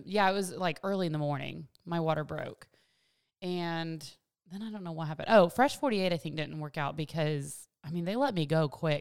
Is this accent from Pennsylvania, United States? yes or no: no; Virginia, United States; moved away as an adult; also born or lived in Washington State; now in Clarksville, United States; I grew up in Virginia